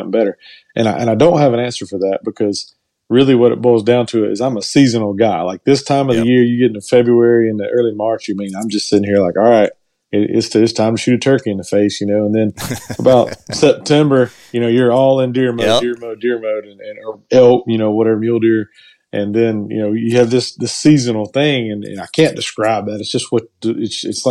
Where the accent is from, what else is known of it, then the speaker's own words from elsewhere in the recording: Cordele, Georgia, United States; moved away as an adult; now in Valdosta, United States; I was born in Cordele, Georgia, and went to high school there